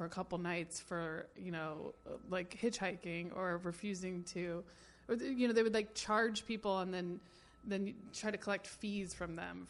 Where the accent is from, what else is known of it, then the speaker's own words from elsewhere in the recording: North Carolina, United States; I'm from North Carolina